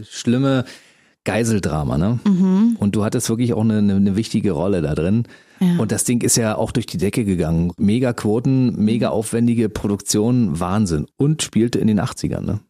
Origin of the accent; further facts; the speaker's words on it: Berlin, Germany; ich bin in Ostberlin aufgewachsen